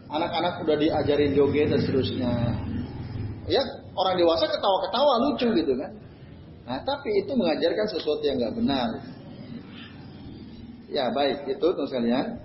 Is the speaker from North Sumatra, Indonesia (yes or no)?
no; Kudus, Central Java, Indonesia; termasuk di kampung saya itu di Sampangan itu ya. Wah itu repot juga. Maka kemarin saya nggak datang juga, saya ke Kudus pulang waktu itu kemarin.